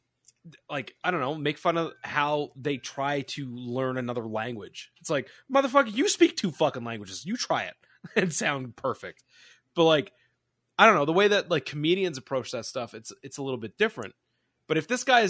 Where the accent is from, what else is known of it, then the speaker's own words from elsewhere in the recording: Canada; as a Canadian